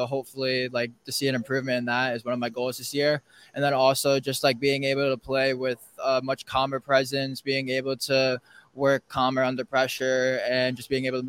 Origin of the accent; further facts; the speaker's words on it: Southern Connecticut, United States; I grew up from Southern Connecticut